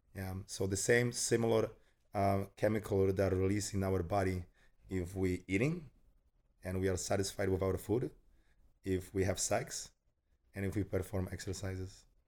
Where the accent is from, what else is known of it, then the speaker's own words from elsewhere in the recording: Poland; moved away as an adult; also born or lived in United States; I was born in Poland. I grew up in Poland and then finished my education, first education over there